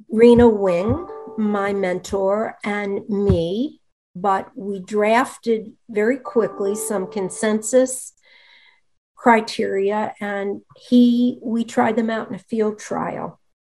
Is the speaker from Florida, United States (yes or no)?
no; Rochester, New York, United States; moved away; also born or lived in Pittsburgh; my sister and I were my parents' only children, and we grew up in Rochester, New York